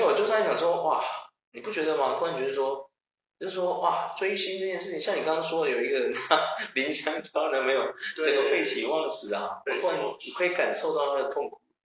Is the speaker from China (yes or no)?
no; Taiwan; 我们台湾人